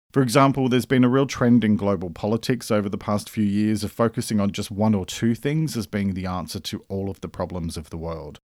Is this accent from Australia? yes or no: yes; Australia; I'm an Australian writer and speaker